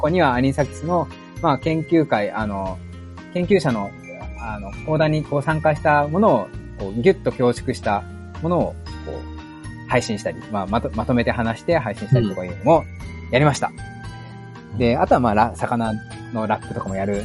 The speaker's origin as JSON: {"language": "Japanese", "region": "Shizuoka", "country": "Japan", "tie": "born or raised there", "also_born_or_lived": "Hokkaido", "moved": "yes", "lives_now": "Tokyo, Japan", "said": "その僕その静岡出身なんですけど、北海道と東京ってこう生活環境も移してきたんですよね。"}